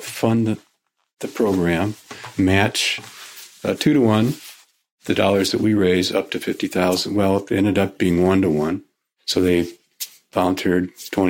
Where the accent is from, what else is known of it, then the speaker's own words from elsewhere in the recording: Sioux Falls, South Dakota, United States; also born or lived in Nebraska; I grew up in Sioux Falls